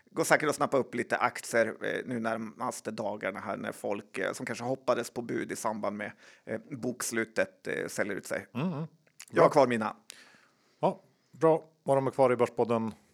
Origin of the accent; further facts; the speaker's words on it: Sweden; Man är mest stolt över som svensk.